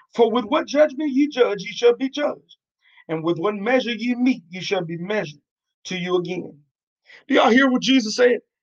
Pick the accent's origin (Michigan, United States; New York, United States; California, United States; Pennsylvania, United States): New York, United States; now in Arkansas, United States; I'm originally from New York